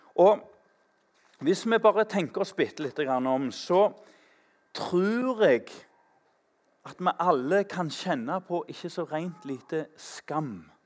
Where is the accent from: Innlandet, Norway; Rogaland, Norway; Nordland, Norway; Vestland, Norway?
Rogaland, Norway; Tananger; I Tananger, der jeg vokste opp